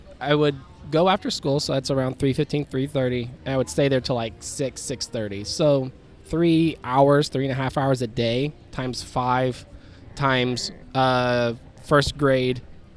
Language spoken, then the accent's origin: English; Columbus, Ohio, United States; I grew up on the south side of Columbus, where, based upon the donks map, there's a lot of donks down there